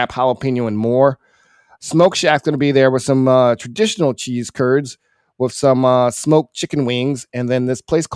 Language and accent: English; the South, United States; I am from the South